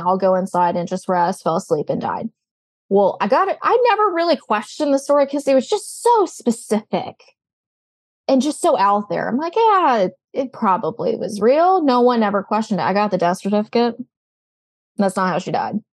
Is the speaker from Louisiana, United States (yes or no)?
yes; New Orleans, Louisiana, United States; moved away; I'm originally from the New Orleans area.